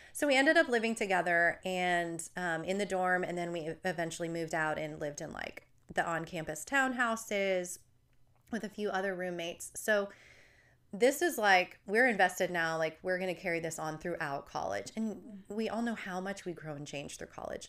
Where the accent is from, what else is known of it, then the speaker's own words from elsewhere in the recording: New Jersey, United States; accent: New Jersey; my roommate and I were both from New Jersey